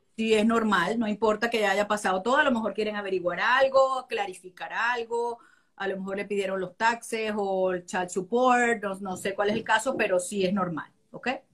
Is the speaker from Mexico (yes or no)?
no; Venezuela; now in United States; somos venezolanos por nacimiento